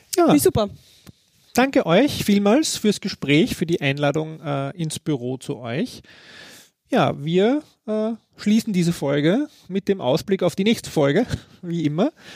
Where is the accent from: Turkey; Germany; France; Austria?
Austria; bei uns in Österreich